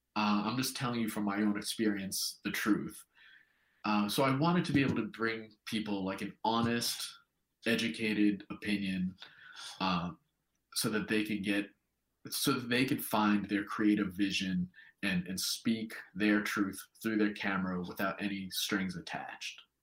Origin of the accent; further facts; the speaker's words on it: New York, United States; moved away as an adult; now in New Zealand; as a New Yorker, as an American, starting a business in a new country